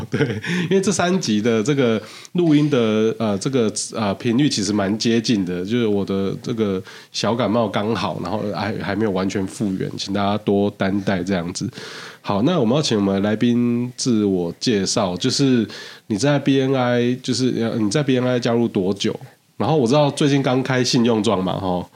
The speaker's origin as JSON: {"language": "Chinese", "region": "Tainan", "country": "Taiwan", "said": "我们台南人，你跟我说早餐不重要，我跟你拼命"}